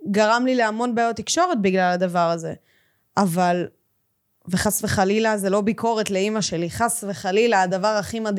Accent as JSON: {"language": "Hebrew", "town": "Ganei Tikva", "region": "Central District", "country": "Israel", "tie": "born or raised there", "said": "גדלתי בגני תקווה, למדתי באולפנה בפתח תקווה, באישורון."}